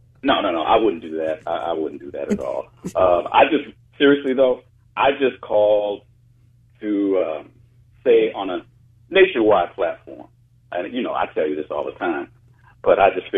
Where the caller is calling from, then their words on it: Phoenix, Arizona, United States; I'm calling from Phoenix. I'm calling from Phoenix, Arizona.